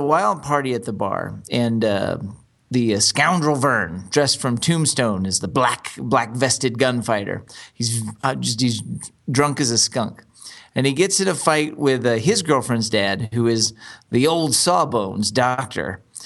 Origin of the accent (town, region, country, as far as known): Texas, United States; born or raised there